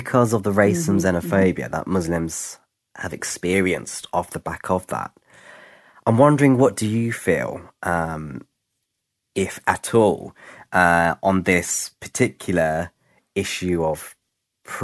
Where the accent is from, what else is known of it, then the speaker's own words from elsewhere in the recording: London, United Kingdom; I grew up in Camden, which is a borough in North London.